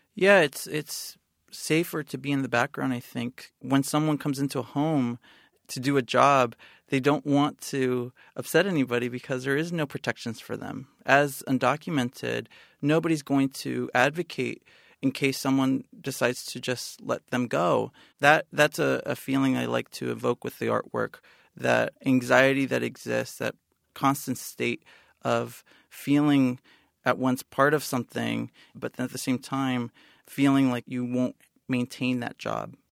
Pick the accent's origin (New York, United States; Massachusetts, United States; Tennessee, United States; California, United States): California, United States; San Bernardino; born or raised there; moved away